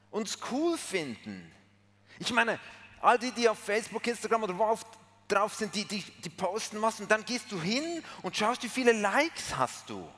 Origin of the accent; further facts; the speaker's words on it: Switzerland; Sorry, ich bin Schweizer. Aber das muss ich ja nicht sagen, das habt ihr schon lange herausgefunden.